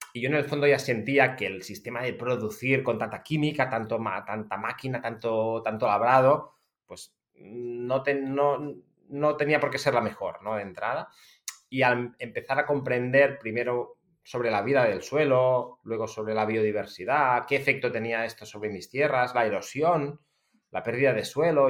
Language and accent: Spanish; Empordà, Catalonia, Spain; soy agricultor de una familia de agricultores, porque de hecho soy la novena generación que nos conste, seguramente hay unas cuantas más en una finca familiar en el Alampurdá, muy cerca de la frontera con Francia